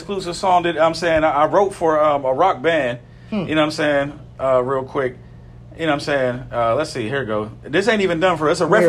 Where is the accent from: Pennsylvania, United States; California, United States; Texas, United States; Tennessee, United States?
Pennsylvania, United States; Pittsburgh; I'm from Pittsburgh. I'm from Brighton Heights area. That's the north side.